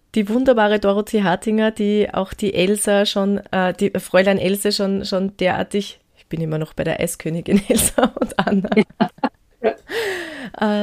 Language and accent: German; Gmunden, Upper Austria, Austria; moved away as an adult; Ich bin ja selber auch aus Gmunden ursprünglich